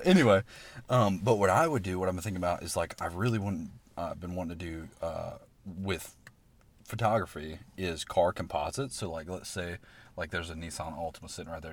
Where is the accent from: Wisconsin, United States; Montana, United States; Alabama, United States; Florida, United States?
Alabama, United States; Alabaster; me growing up in Alabaster, Alabama